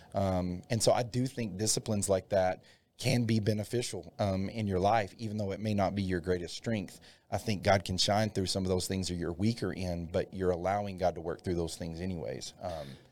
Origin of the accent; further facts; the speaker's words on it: Dalhart, Texas, United States; also born or lived in Stinnett, Texas; I grew up in Dalhart, Texas